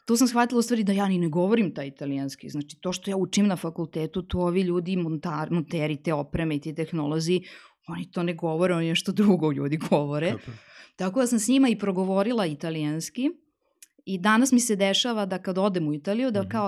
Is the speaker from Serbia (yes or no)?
yes; Serbia; kod nas u Srbiji